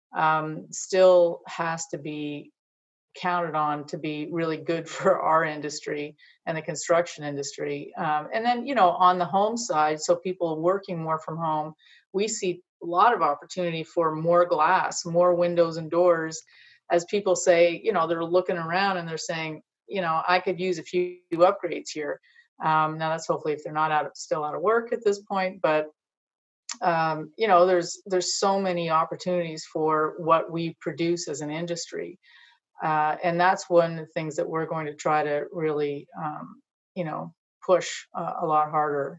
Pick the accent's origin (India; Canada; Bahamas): Canada; Montreal, Quebec; moved away as an adult; also born or lived in Ontario / Virginia; I grew up in Montreal